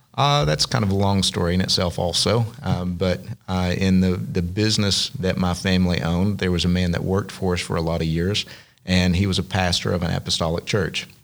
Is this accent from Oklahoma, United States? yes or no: yes; Southeastern Oklahoma, United States; growing up in Southeastern Oklahoma in the Southern Baptist Association